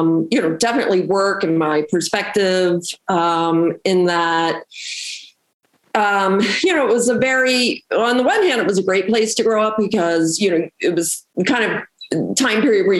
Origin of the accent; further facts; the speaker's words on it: Baltimore, Maryland, United States; moved away as an adult; also born or lived in Jersey City, New Jersey; I grew up in Baltimore. I'm originally from Baltimore. Yeah. And so I actually grew up in the Medfield Hamden area.